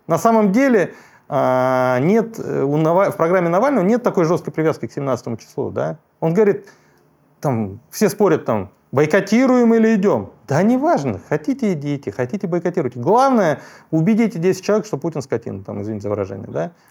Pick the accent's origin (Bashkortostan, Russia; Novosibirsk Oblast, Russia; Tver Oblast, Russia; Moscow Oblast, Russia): Bashkortostan, Russia; moved away; я же из Башкирии родом и долгие годы там работал